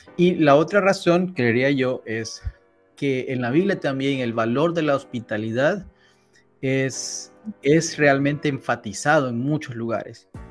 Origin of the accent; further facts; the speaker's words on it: San Salvador, El Salvador; moved away as an adult; also born or lived in Southern California; now in Washington DC area, United States; soy salvadoreño. Eh, nací y crecí en El Salvador